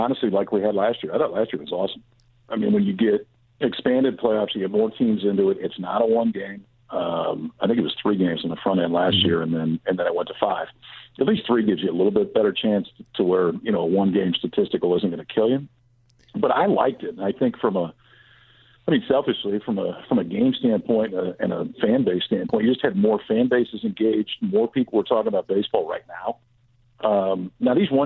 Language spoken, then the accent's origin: English; Midwest, United States; I grew up in the Midwest and still live in the Midwest